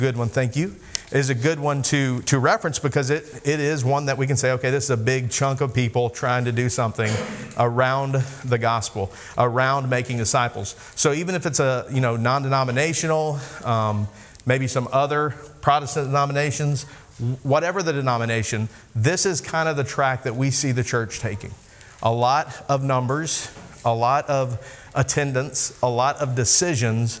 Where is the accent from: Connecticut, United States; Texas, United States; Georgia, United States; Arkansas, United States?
Arkansas, United States; also born or lived in Japan; I am from Arkansas